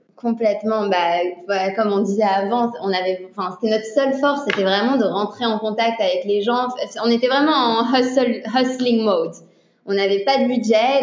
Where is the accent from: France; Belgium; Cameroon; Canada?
Belgium; Antwerp, Flanders; Sydney et moi, on vient d'Anvers. Donc en fait, on a grandi avec des parents dans le milieu des diamants